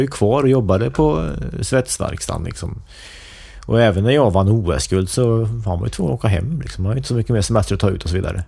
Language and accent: Swedish; Forshaga, Värmland, Sweden; jag växte upp i Forshaga